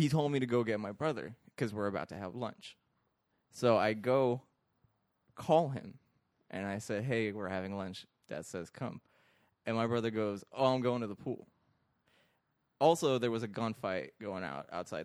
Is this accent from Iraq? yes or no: yes; Iraq; now in United States; I grew up in Iraq.